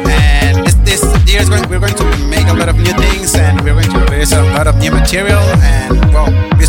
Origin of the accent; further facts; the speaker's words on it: Ensenada, Baja California, Mexico; I come from Mexico, from Ensenada.